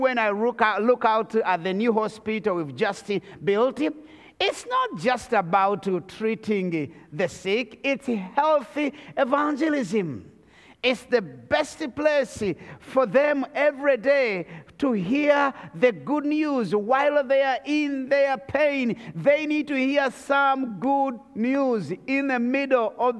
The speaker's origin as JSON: {"language": "English", "country": "Rwanda", "said": "I come from the Tutsi tribe of Rwanda"}